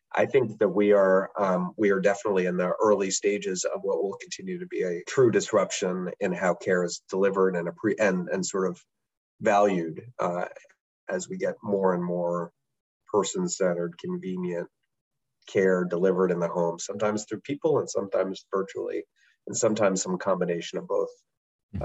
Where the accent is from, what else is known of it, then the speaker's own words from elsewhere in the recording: United States; as a American